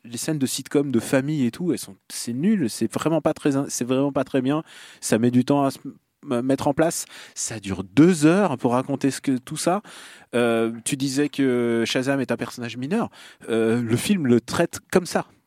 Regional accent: Russia; moved away; là d'où je viens

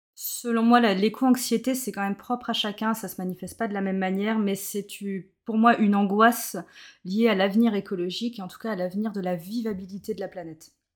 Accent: Plouharnel, Brittany, France; now in Nantes area, France; je suis originaire de Plouarnel, alors c'est un petit bourg à côté de Carnac. bonne bretonne, bien chauvine comme il faut.

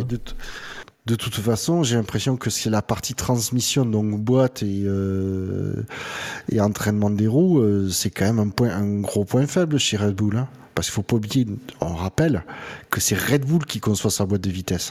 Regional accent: France; en tant que bon français

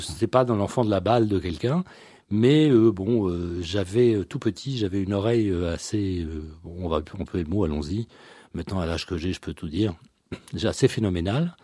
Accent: France; also born or lived in Brussels; je suis né en France, même si euh, toute ma famille, il euh, n'y a pas un seul Français dans ma famille

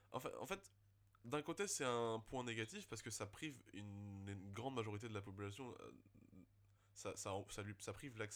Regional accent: Bordeaux, Nouvelle-Aquitaine, France; on sait de quoi on parle parce qu'on est de Bordeaux

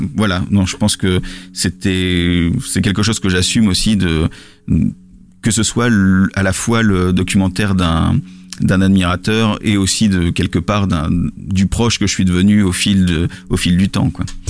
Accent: Lille, Hauts-de-France, France; je, suis pas parisien, je suis lillois

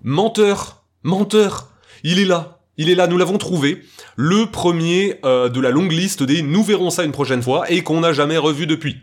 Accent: France; je suis français

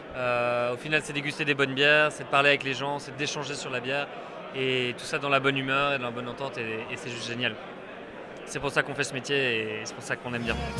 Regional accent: Brussels, Brussels-Capital Region, Belgium; je suis bruxellois

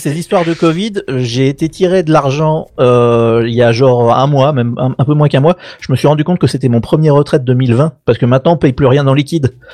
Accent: France; moved away; même si j'habite à l'étranger, je suis français quand même

